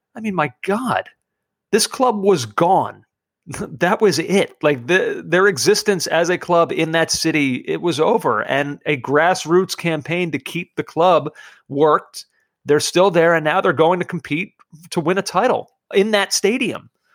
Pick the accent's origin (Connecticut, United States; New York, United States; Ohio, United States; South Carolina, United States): New York, United States; New York City; I'm from Brooklyn